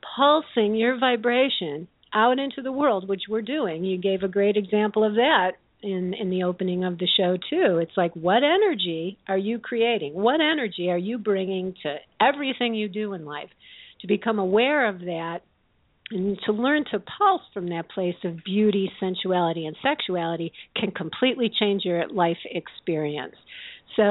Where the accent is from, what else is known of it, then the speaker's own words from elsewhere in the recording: Midwest, United States; I grew up in the Midwest with very conservative values around sex